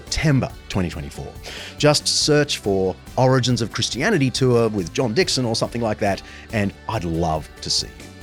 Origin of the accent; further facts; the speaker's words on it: Sydney, New South Wales, Australia; my hometown, Sydney